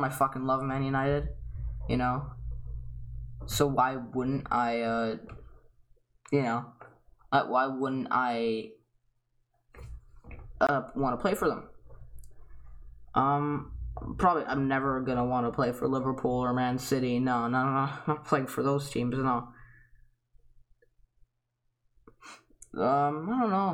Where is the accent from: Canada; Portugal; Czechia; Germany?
Germany; I come from Germany